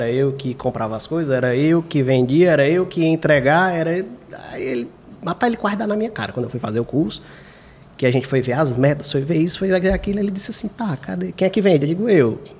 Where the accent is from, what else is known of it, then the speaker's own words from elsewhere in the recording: Fortaleza, Ceará, Brazil; Eu também sou do Quintino Cunha, eu digo assim, quando foi ver, ele morava uma rua antes da minha.